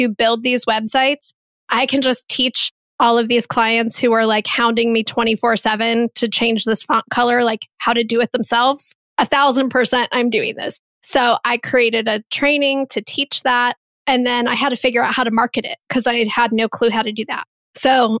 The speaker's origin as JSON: {"language": "English", "town": "Columbus", "region": "Ohio", "country": "United States", "tie": "born or raised there", "said": "here in my hometown of Columbus, Ohio"}